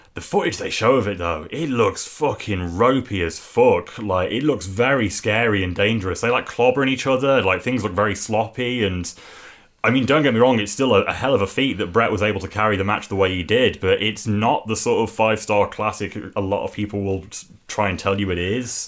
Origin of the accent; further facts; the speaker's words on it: England, United Kingdom; as an English wrestling fan